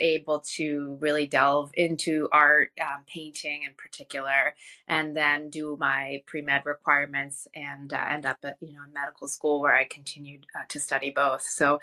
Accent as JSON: {"language": "English", "country": "Iran", "tie": "born or raised there", "moved": "yes", "said": "I studied Iranian calligraphy when I was a child growing up in Iran."}